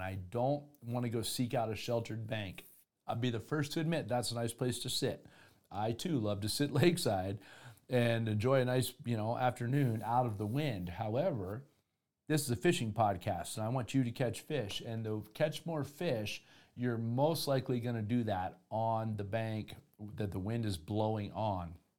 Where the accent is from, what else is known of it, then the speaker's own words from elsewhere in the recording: Florida, United States; moved away; also born or lived in Denver, Colorado; I grew up in Florida.